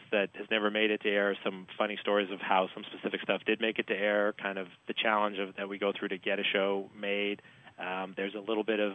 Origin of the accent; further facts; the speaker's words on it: Canada; moved away; I'm Canadian